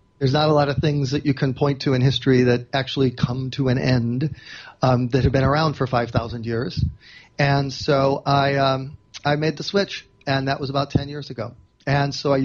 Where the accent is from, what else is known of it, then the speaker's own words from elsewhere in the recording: Chicago, Illinois, United States; I grew up in Chicago, where, like, this is hard scrabble journalism town.